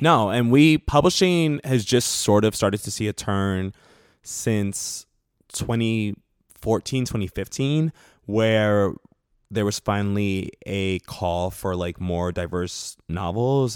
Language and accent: English; New York City, New York, United States; moved away as an adult; now in Los Angeles, United States; I grew up in the South Bronx, so, like, uh, in, in New York